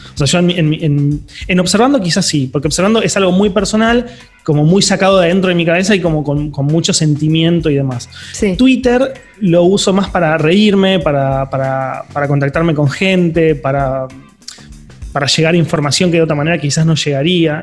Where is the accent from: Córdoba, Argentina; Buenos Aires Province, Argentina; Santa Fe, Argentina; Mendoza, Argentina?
Buenos Aires Province, Argentina; Quilmes